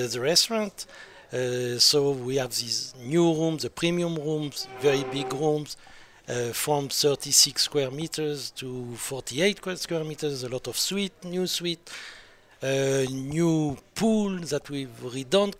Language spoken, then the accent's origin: English; France; accent: French; English is a second language; now in Jerusalem; my French accent